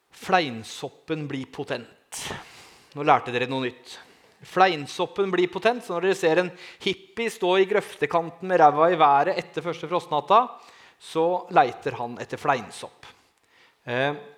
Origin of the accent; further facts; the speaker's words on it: Langesund, Telemark, Norway; Jeg er fra Langesund